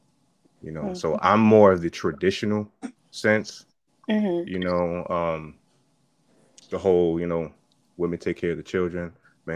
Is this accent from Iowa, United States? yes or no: no; New York, United States; I'm from New York too